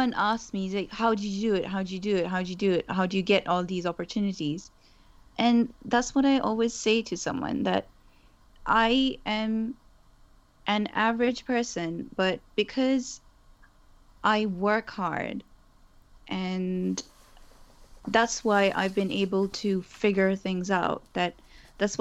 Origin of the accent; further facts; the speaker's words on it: Pakistan; first language Urdu; English is a second language; moved away as an adult; now in United Kingdom; I was born and raised in Pakistan. And I moved to the UK about 13 years ago